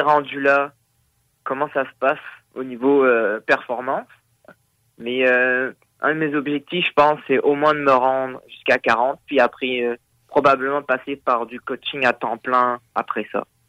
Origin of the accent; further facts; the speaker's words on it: Réunion; now in Quebec, Canada; je suis originaire de l'île de la Réunion